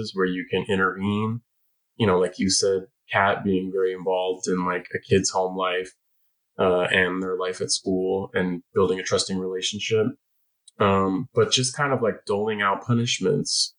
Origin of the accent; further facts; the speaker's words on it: San Francisco, California, United States; the totally dysfunctional and violent public schools of San Francisco of my youth